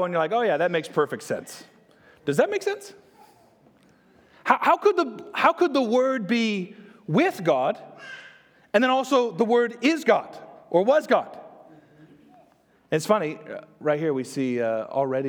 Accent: Texas, United States; I'm from Texas

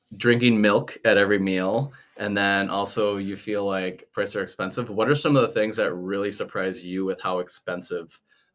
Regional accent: United States; I'm from the United States as well.

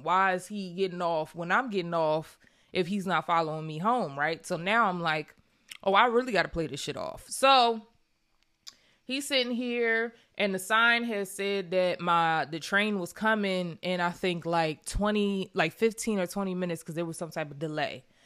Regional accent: Pennsylvania, United States; I'm from Pennsylvania.

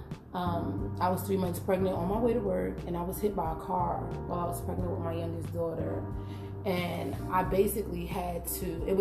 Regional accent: Jersey City, New Jersey, United States; moved away as an adult; also born or lived in Newark, New Jersey; now in Washington, D.C., United States; I'm originally from Jersey City, New Jersey, born and raised.

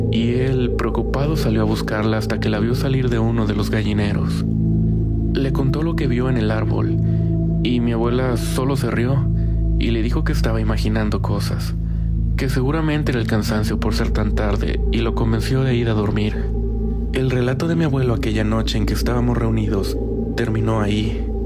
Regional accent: Costa Rica; soy de Costa Rica. Mi familia es de un lugar que actualmente está un poco más comercializado, pero antes era un pueblo bastante pequeño, llamado Nicoya.

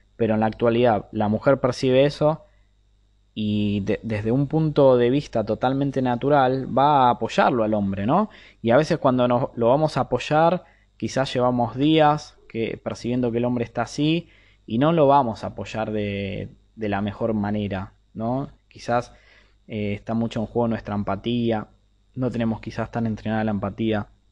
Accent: Argentina; soy de Argentina

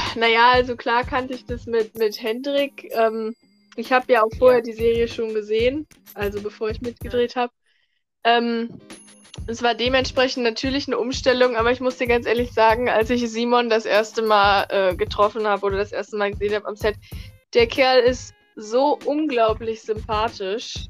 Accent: North Rhine-Westphalia, Germany; now in Berlin, Germany; Ich komme ursprünglich aus NRW

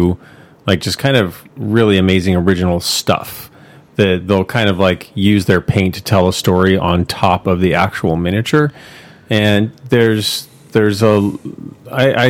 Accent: Orange County, Southern California, United States; now in East Bay, United States; I grew up in Southern California, basically all of Orange County is floodplain

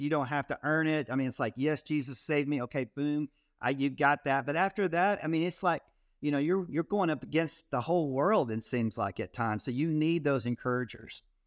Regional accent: Texas, United States; I grew up in Texas

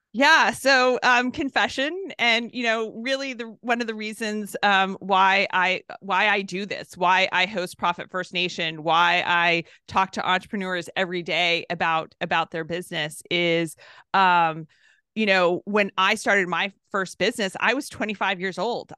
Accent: Southern California, United States; I'm from California, Southern California, so, uh, it's where I was born and raised

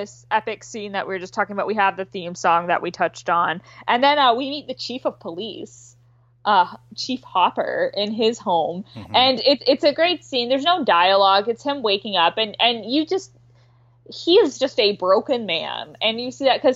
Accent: Canada; I'm Canadian

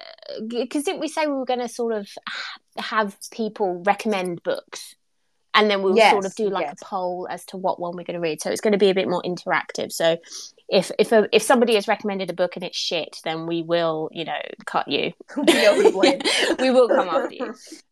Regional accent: England, United Kingdom; Well, I am English.

